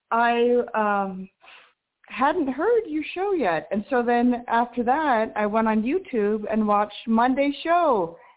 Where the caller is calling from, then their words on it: New Mexico, United States; in New Mexico.